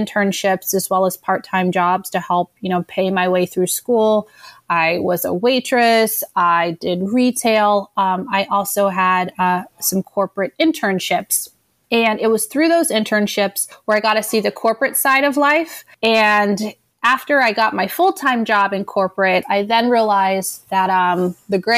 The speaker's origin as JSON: {"language": "English", "town": "Denver", "region": "Colorado", "country": "United States", "tie": "born or raised there", "said": "I'm originally from Denver, Colorado"}